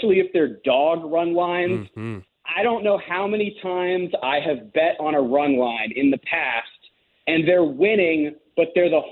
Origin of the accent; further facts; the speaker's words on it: West Virginia, United States; I'm from West Virginia.